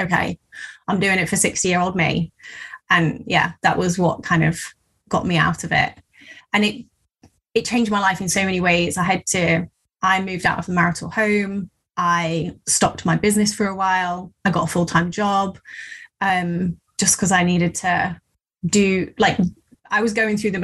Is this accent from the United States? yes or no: no; Midlands, United Kingdom; I'm from the Midlands